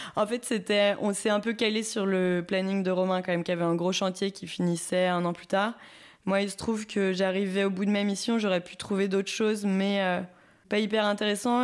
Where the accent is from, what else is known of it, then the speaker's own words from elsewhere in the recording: Saint-Étienne, Auvergne-Rhône-Alpes, France; moved away as an adult; also born or lived in Lyon; now in Bourges, France; je viens de Saint-Etienne